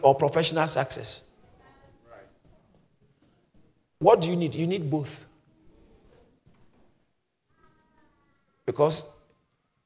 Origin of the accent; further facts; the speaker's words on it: Ghana; moved away; Because I grew up in Ghana